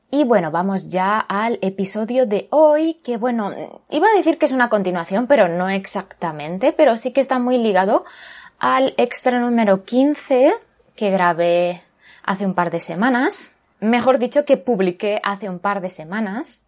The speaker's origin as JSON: {"language": "Spanish", "town": "Barcelona", "region": "Catalonia", "country": "Spain", "tie": "born or raised there", "moved": "as an adult", "lives_now": "Japan", "said": "ahí en Barcelona, mi ciudad natal"}